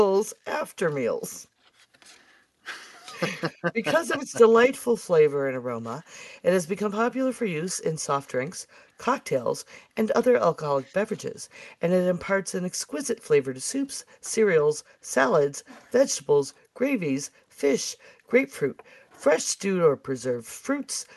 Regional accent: Buffalo, New York, United States; I'm from Buffalo.

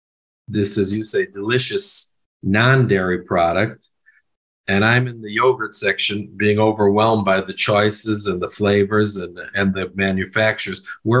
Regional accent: United States; I grew up, of course, in the United States. That's obvious from my accent.

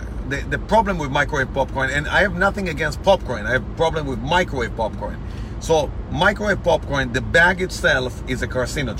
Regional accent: Massachusetts, United States; when we grew up in Massachusetts.

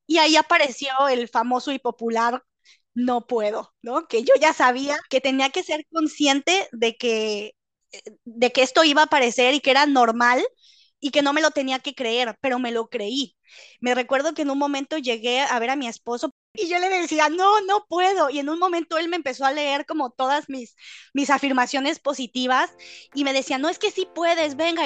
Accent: Mexico; moved away as an adult; now in Netherlands; yo soy originaria de México, Vivo actualmente en Holanda

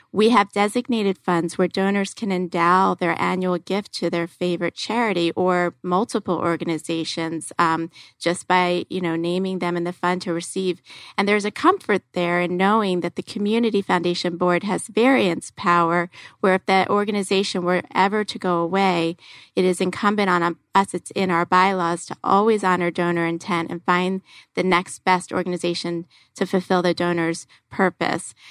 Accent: Philadelphia, Pennsylvania, United States; moved away; I'm from Philadelphia, and I was actually born, raised, college, law school, all in Philadelphia

